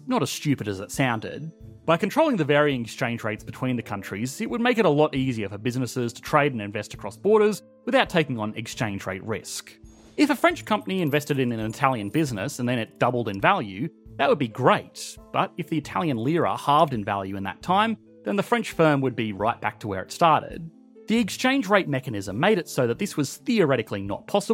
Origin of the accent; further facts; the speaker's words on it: Australia; as an Australian